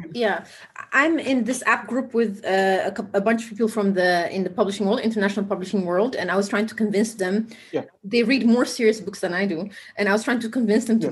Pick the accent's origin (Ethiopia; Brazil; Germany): Ethiopia; now in Amsterdam, Netherlands; we grew up in similar in a sim- similar era in Ethiopia